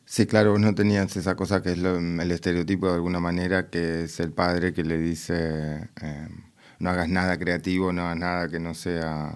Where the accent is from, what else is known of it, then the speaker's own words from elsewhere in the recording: Buenos Aires, Argentina; now in Berlin, Germany; vos sos porteña como yo